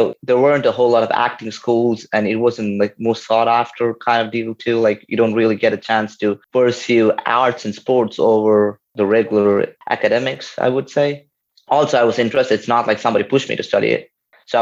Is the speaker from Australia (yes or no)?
no; India; moved away as an adult; also born or lived in New Orleans, United States; now in United States; So I was born and raised in India.